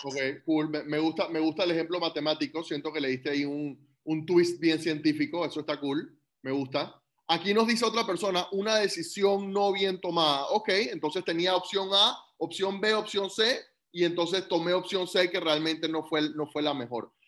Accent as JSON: {"language": "Spanish", "country": "Panama", "tie": "born or raised there", "said": "Yo como panameño, nacido y crecido en Panamá"}